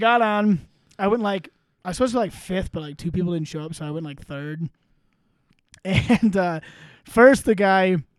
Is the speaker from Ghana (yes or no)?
no; Midwest, United States; I grew up in the Midwest